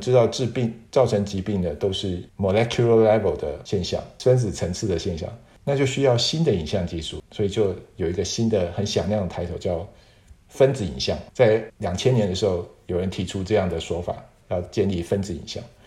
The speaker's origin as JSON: {"language": "Chinese", "country": "Taiwan", "moved": "as an adult", "said": "我是台湾的大学本土毕业的嘛"}